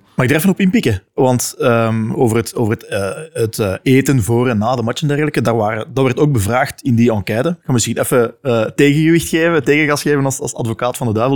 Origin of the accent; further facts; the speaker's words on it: Leuven, Flanders, Belgium; ik kom uit Leuven